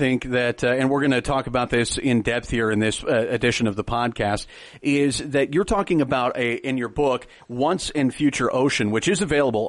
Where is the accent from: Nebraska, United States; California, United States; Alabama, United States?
Nebraska, United States; I'm from Nebraska, so grew up as far from oceans as you possibly can.